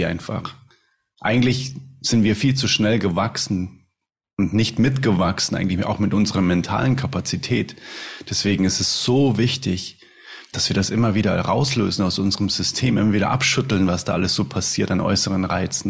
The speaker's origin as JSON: {"language": "German", "town": "Munich", "region": "Bavaria", "country": "Germany", "said": "Ich komme aus München"}